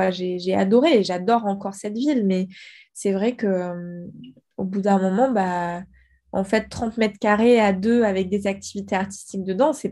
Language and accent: French; Guadeloupe, France; also born or lived in South-West France; j'ai vécu dix ans en Guadeloupe, donc finalement, j'ai pas non plus vraiment. Enfin, j'ai grandi en Guadeloupe, en fait, parce que ma mère, elle avait grandi là-bas, enfin, on a beaucoup bougé.